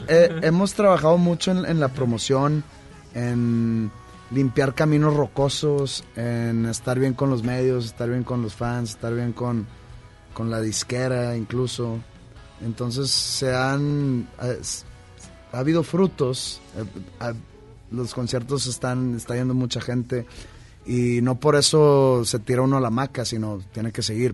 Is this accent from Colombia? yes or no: no; Monterrey, Nuevo León, Mexico; ser profeta en mi tierra